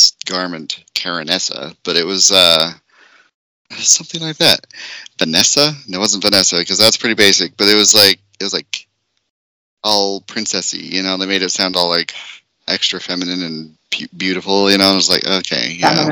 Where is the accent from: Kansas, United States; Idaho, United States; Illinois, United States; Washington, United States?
Idaho, United States; I told them I was from Idaho